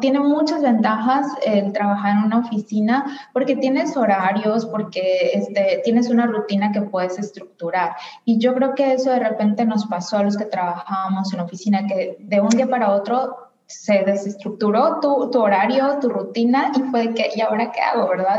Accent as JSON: {"language": "Spanish", "town": "Guadalajara", "region": "Jalisco", "country": "Mexico", "moved": "yes", "said": "yo soy de Guadalajara, entonces cuando vivía en Guadalajara"}